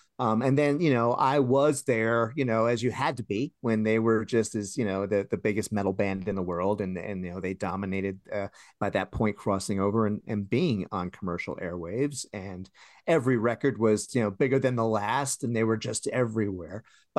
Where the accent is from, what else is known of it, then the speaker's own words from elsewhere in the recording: New York, United States; Well, I'm from New York. So yeah, originally. So yeah, we're used to that, the old Otis elevators.